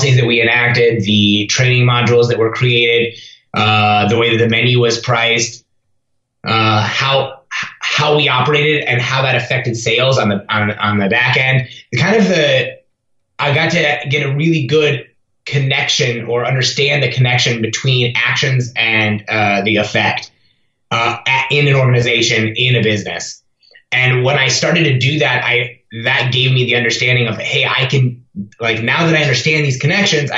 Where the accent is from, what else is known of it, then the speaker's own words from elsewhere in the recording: Ames, Iowa, United States; my hometown of Ames, Iowa